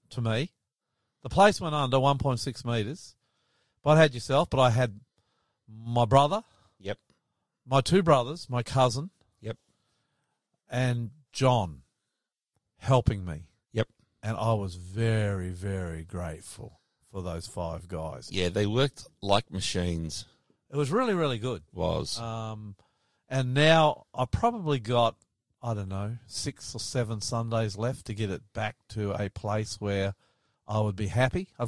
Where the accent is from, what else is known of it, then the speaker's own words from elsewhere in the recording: Australia; I'm the ….